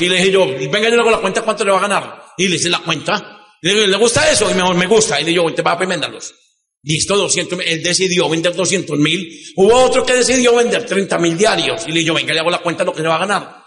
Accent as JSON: {"language": "Spanish", "town": "Medellín", "region": "Antioquia", "country": "Colombia", "said": "vine a contar desde Medellín. En el año de 1900, bueno, yo nací en una casa, en una familia un poco compleja"}